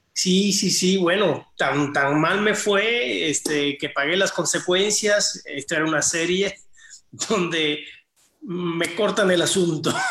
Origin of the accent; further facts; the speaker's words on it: Cuba; moved away; el lugar de origen donde yo nací, que es Cuba